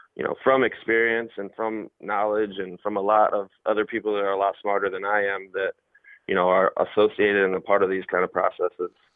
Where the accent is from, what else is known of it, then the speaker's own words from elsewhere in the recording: Fort Wayne, Indiana, United States; moved away as an adult; also born or lived in Arizona / Oakland; now in Nashville, United States; I'm from Fort Wayne